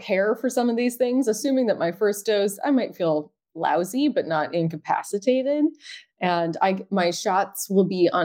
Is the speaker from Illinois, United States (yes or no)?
no; Massachusetts, United States; now in New York, United States; Massachusetts, which is my home state